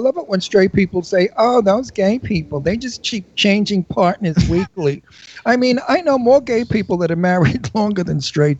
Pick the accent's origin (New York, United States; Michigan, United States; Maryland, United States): New York, United States; New York City; accent: Brooklyn; I'm from Brooklyn. I have a Brooklyn accent.